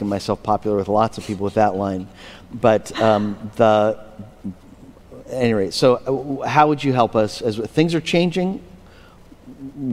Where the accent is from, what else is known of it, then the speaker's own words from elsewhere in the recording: Pennsylvania, United States; Pennsylvania, my hometown